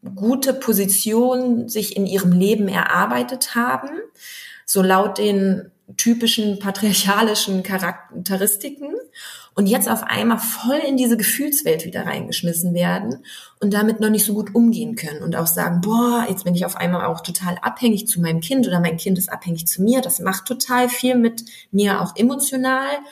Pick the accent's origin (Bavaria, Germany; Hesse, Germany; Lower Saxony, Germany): Lower Saxony, Germany; Wolfsburg; moved away as an adult; now in Berlin, Germany; bin gebürtige Wolfsburgerin